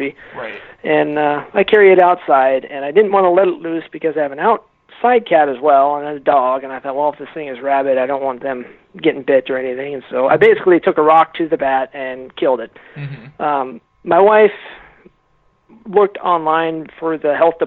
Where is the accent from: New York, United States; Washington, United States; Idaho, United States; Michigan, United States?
Washington, United States; Western; I grew up in Washington State